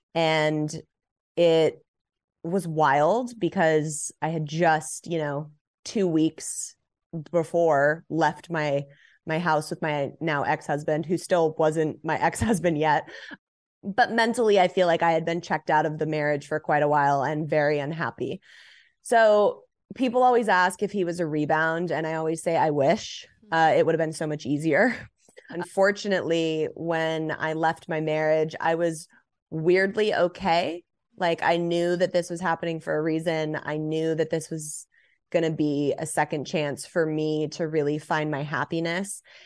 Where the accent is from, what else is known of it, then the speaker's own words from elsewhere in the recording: Los Angeles, California, United States; I grew up in Los Angeles, born and raised